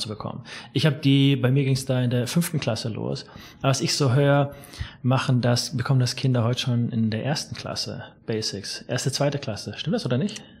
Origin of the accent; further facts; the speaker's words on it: Erlangen, Bavaria, Germany; von dort ist meine Mutter mhm. nach Erlangen und ich komme aus Erlangen.